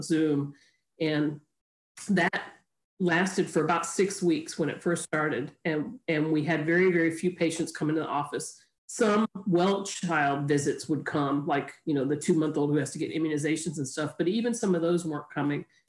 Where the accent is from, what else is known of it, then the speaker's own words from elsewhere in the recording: Chicago, Illinois, United States; moved away as an adult; also born or lived in Tennessee / South Carolina; I grew up in Chicago